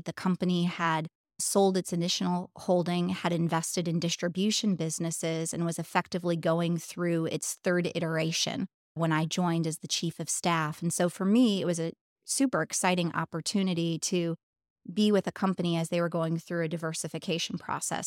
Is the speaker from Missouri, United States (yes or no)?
no; Pennsylvania, United States; moved away as an adult; now in Indianapolis, United States; I was born in Indianapolis, although I grew up primarily in Pennsylvania